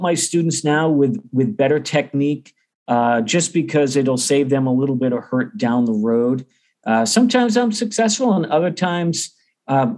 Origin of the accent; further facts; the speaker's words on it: Beverly, Massachusetts, United States; accent: Boston; moved away as an adult; now in Oklahoma, United States; I grew up about 30 miles northeast of Boston. So I do a good job trying to hide the Boston accent